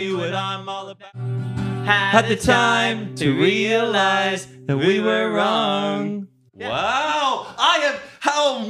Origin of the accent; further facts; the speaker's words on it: Dallas, Texas, United States; an upbeat Dallas boy